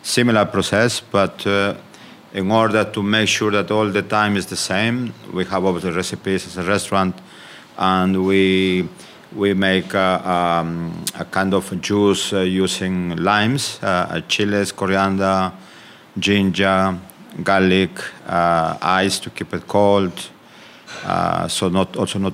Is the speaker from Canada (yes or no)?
no; Amazon region of Peru, Peru; moved away as an adult; also born or lived in Lima, Peru; now in United Kingdom; I am from the Amazon region of Peru, and I left one day, I remember, to Lima.